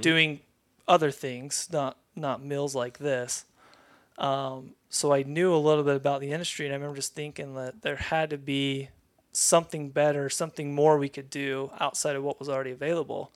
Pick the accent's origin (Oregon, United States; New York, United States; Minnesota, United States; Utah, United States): Utah, United States; Lehi; born and raised in Lehigh, Utah